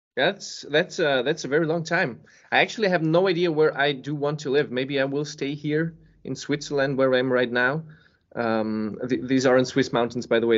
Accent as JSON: {"language": "English", "country": "Serbia", "tie": "born or raised there", "moved": "yes", "lives_now": "Copenhagen, Denmark", "said": "I was born in Serbia."}